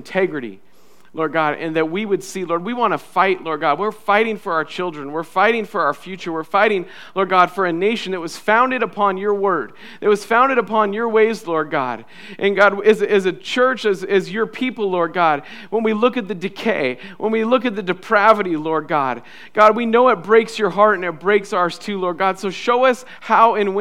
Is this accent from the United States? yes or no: yes; United States; us as American citizens